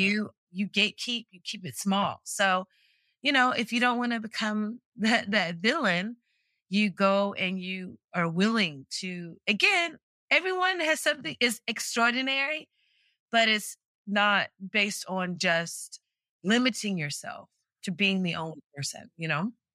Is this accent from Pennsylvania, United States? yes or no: no; Greensboro, North Carolina, United States; moved away as an adult; born and raised in Greensboro, North Carolina